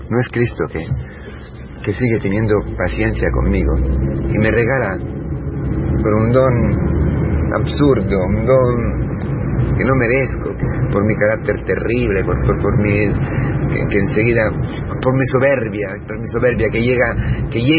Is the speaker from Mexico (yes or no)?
no; Italy; Spanish is a second language; moved away; siendo italiano